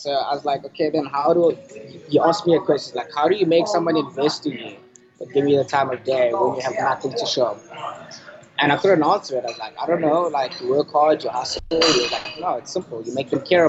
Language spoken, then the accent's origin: English; Johannesburg, Gauteng, South Africa; moved away as an adult; also born or lived in Cape Town; I'm from Johannesburg.